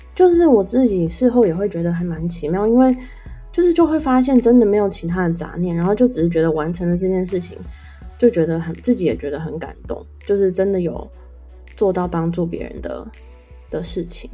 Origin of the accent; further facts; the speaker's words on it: Taitung, Taitung County, Taiwan; 因为我是在台东出生长大，所以其实我很多亲戚都是在台东的